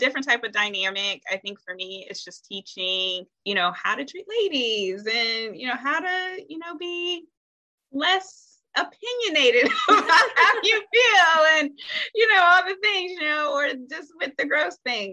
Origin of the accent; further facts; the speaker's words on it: Ohio, United States; moved away as an adult; now in North Carolina, United States; I'm originally from Ohio and moved to North Carolina